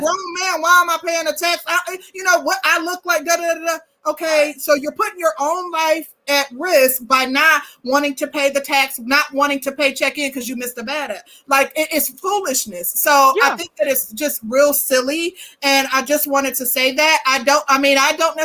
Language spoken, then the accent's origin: English; Midwest, United States; I'm from the Midwest